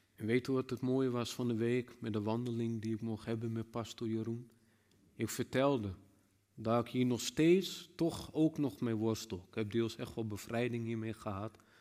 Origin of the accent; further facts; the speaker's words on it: Netherlands; als Nederlanders